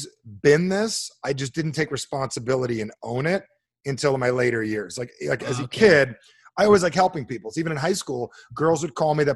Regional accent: New Jersey, United States; now in Arizona, United States; I'm from New Jersey

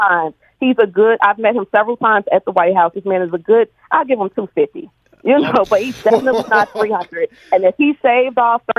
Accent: Chicago, Illinois, United States; I'm from Chicago, honey.

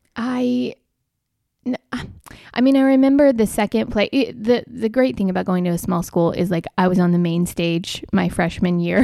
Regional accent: North Carolina, United States; moved away as an adult; also born or lived in Birmingham, Alabama / Florida; now in Atlanta, United States; I moved to North Carolina when I was eight and lived there through college

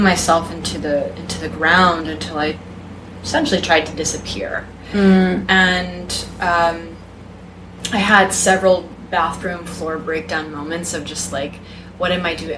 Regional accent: Texas, United States; was raised in the South, I was raised in Texas

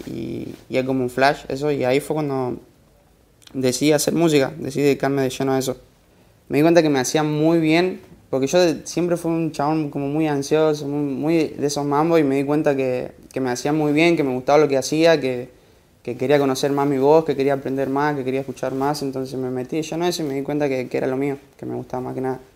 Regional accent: Santiago del Estero, Argentina; moved away as an adult; Yo soy de Santiago del Estero, tengo 20 años. Ah, crecí y, viví allá toda mi vida

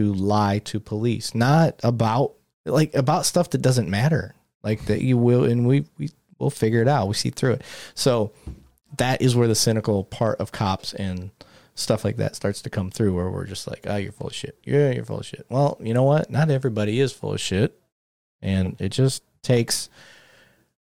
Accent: Michigan, United States; being from Michigan

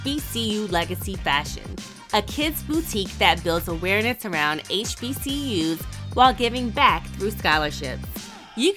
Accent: Rose Hill, North Carolina, United States; my hometown girl

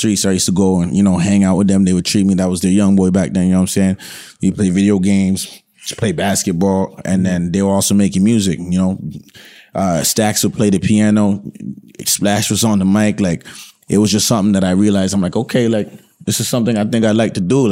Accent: Toronto, Ontario, Canada; I'm from East Scarborough, right? I grew up on Port Union and Lawrence

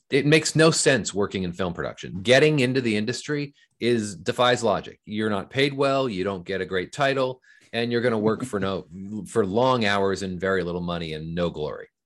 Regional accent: Fullerton, California, United States; I grew up in Southern California. I lived in Orange County, California, which is in, in a, in a town called Fullerton

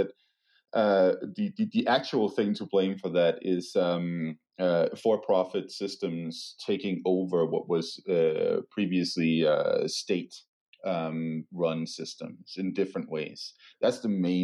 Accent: Denmark; moved away; my home country, Denmark

